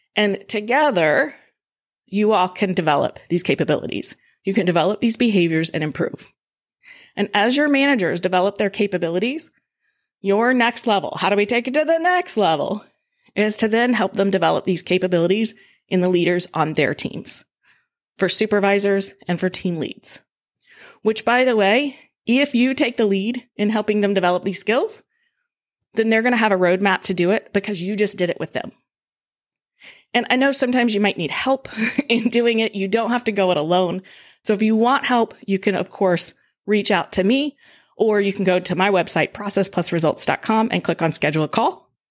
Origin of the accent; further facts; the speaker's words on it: Georgia, United States; moved away as an adult; also born or lived in Colorado; now in Evansville, United States; I grew up in Georgia, so I've lived it before, but I also left Georgia like seventeen years ago